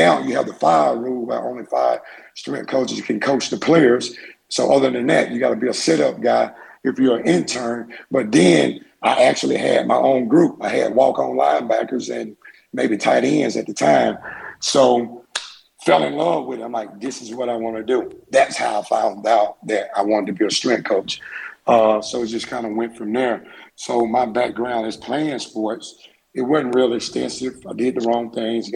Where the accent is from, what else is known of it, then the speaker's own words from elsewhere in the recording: Mississippi, United States; now in Eugene, United States; Growing up in Mississippi